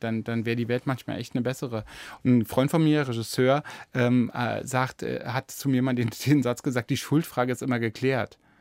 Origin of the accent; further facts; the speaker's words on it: Germany; now in Berlin, Germany; ich, bin ja auch noch aufgewachsen in der DDR